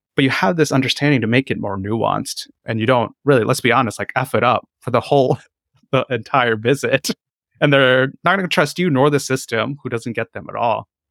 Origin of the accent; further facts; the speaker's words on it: North Carolina, United States; moved away as an adult; also born or lived in Seattle, Washington; I'm also a doctor that grew up mostly in North Carolina, and then I came to Seattle, Washington to do residency